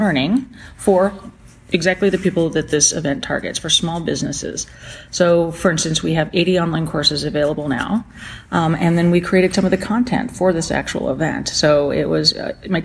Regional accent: Belen, New Mexico, United States; I grew up in Belen, just south of Albuquerque.

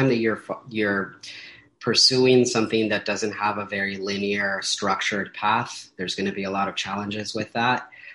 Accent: Paramount, California, United States; I am from Southeast Los Angeles, which specifically for me means Paramount, California, right next to Long Beach and Compton

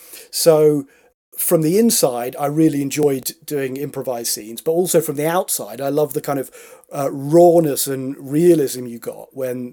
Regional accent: Stratford-upon-Avon, West Midlands, United Kingdom; now in London, United Kingdom; Stratford upon Avon.

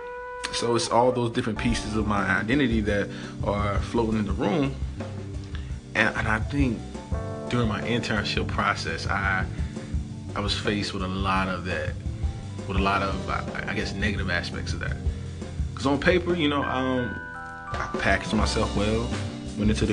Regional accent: the South, United States; I'm from the South, so I grew up around, you know, tobacco fields, cotton fields, things of that nature

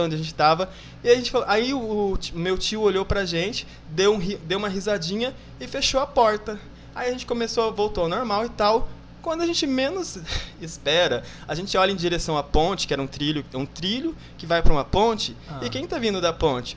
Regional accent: Miranda, Mato Grosso do Sul, Brazil; moved away; also born or lived in Salobra / Bodoquena; Eu nasci em Miranda e morei um tempinho em Salobra

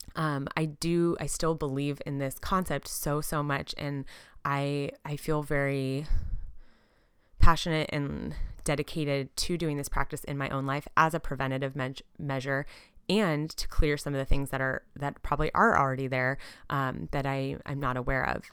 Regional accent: Southern California, United States; also born or lived in San Diego, California / Portland, Oregon; We're from Southern California originally

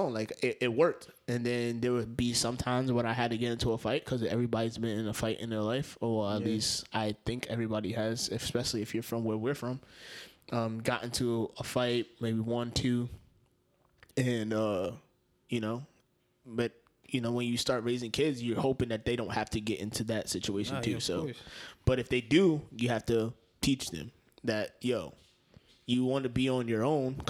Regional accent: New York, United States; we grew up in New York. So growing up in New York

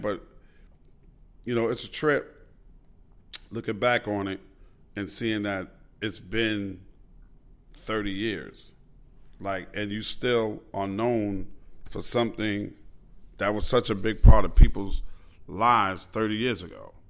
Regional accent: New York City, New York, United States; growing up in Queens, New York

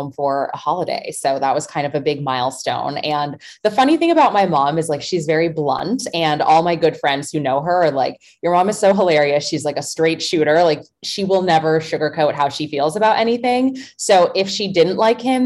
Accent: New York, United States; moved away as an adult; now in Los Angeles, United States; I am from New York actually, but I currently live in LA. I've been there for over a decade

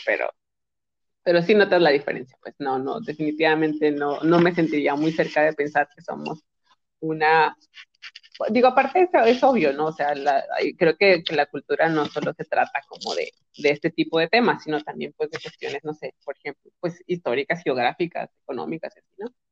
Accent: Monterrey, Nuevo León, Mexico; somos una ciudad peculiar

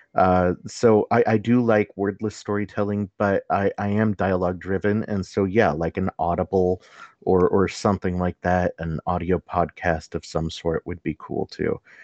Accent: Los Angeles, California, United States; I come from the San Fernando Valley, home of the Valley Girl

